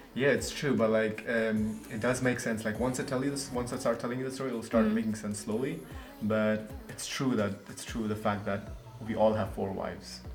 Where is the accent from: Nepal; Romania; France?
Nepal; moved away; from Nepal.